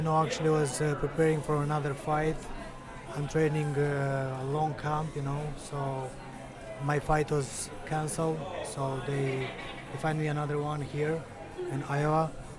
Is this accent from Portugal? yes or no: no; Moldova; English is a second language; moved away as an adult; now in Las Vegas, United States; I'm from Republic of Moldova. There I was born. So I won a green card lottery, so they give me the opportunity to come here.